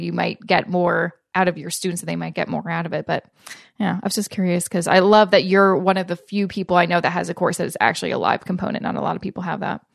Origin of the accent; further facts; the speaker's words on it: Vancouver, British Columbia, Canada; now in Toronto, Canada; I'm originally from Vancouver, which is similar to Portland